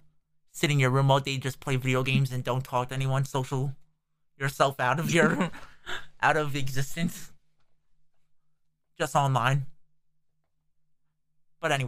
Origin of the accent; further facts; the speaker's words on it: New Jersey, United States; we're from New Jersey, but we're basing in New Jersey.